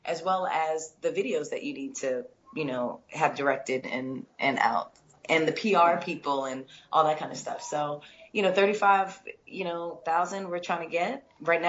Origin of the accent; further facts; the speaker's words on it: Philadelphia, Pennsylvania, United States; moved away; I definitely always come to the East Coast because I'm from Philly.